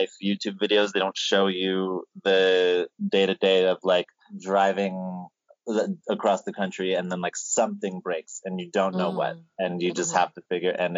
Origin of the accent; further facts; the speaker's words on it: United States; I grew up in Lenape territories of New York and New Jersey